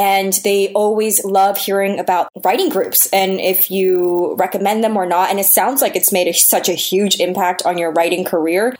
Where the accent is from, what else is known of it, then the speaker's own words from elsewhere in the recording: New York City, New York, United States; I was born and raised in New York